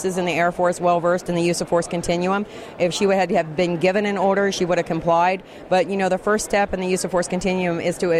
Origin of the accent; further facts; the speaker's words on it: California, United States; also born or lived in Washington, D.C.; I'm from California, but I've been in D.C. since August